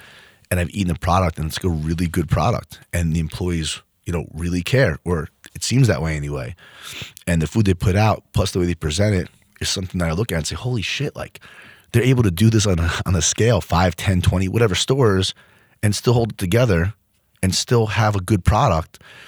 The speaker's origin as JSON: {"language": "English", "town": "Freehold", "region": "New Jersey", "country": "United States", "tie": "born or raised there", "said": "Like, I grew up in Freehold."}